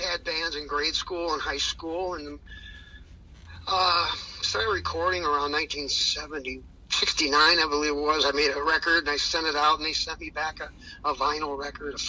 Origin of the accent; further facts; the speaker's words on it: Pontiac, Michigan, United States; I grew up in Pontiac, Michigan